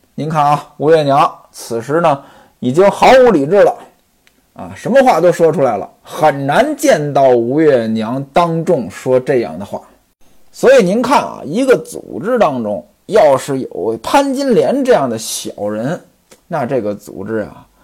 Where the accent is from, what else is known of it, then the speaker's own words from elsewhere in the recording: northern China, China; now in southern China; 原来呢，我生活在北方，我老家没这个习惯，我老家端午节呢，这个感觉都很淡